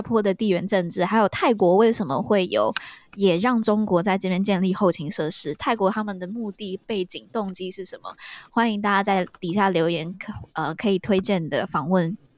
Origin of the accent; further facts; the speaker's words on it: Taiwan; 来自台湾